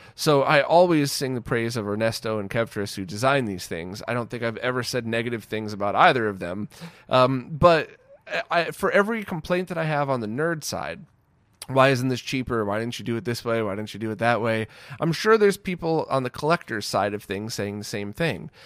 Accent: United States; where I grew up in the States

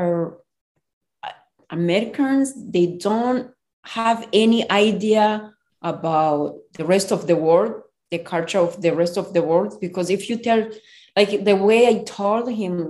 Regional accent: Rwanda; moved away as an adult; now in United States; I'm from Rwanda.

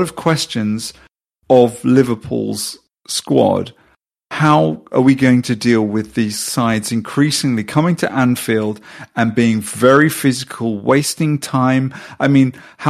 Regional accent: Sweden; I'm from Sweden

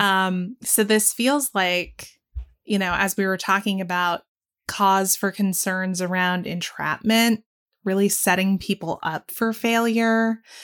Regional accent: the South, United States; growing up in the South

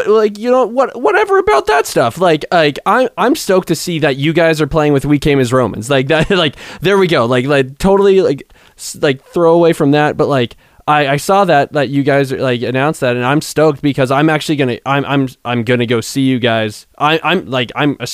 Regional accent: Southern California, United States; I'm from Southern California.

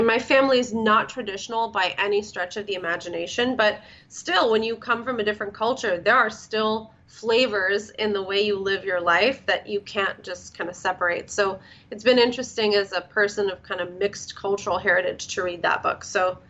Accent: Canada; also born or lived in Florida, United States / California, United States; So I grew up in Canada and then Florida, California. I've grown up kind of all over the place.

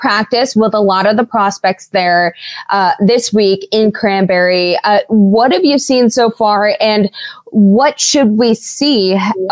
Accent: Pittsburgh, Pennsylvania, United States; also born or lived in Steubenville, Ohio / Maryland; I'm from Pittsburgh. I grew up and lived here.

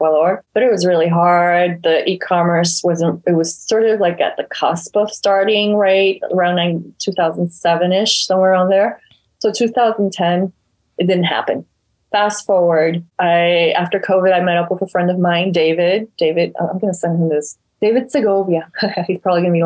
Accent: Ecuador; moved away; We're all from Ecuador.

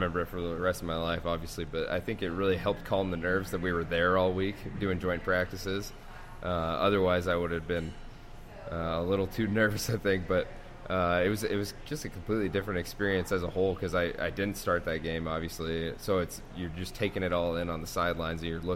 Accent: Spokane, Washington, United States; moved away as an adult; now in Detroit, United States; growing up in Spokane

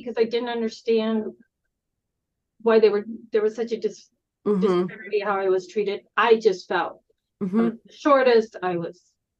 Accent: Northern Colorado, United States; I am the oldest of four girls. I grew up in Northern Colorado on a farm.

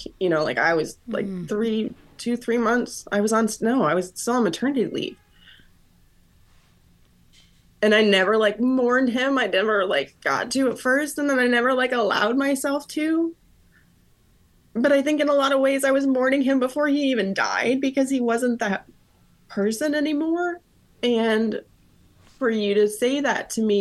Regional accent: Florida, United States; I grew up in Florida.

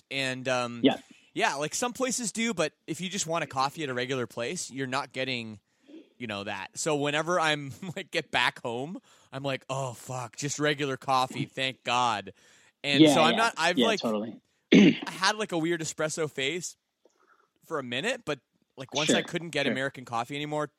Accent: Oakville, Ontario, Canada; I'm from Oakville.

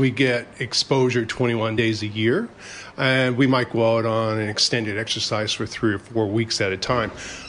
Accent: Canada; moved away as an adult; now in Brisbane, Australia; Yeah, I'm actually a Canadian by birth. I've been in Australia since 1994, at Christmas time.

